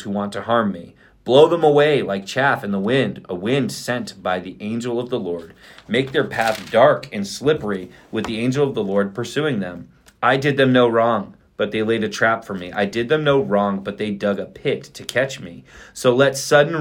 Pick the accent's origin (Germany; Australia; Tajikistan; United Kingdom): Germany; also born or lived in Fort Drum, New York; now in United States; when I grew up in Germany